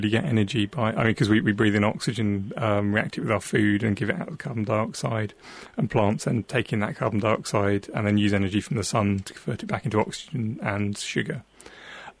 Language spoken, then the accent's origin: English; South Devon, South West England, United Kingdom; moved away; I grew up in South Devon, right on the coast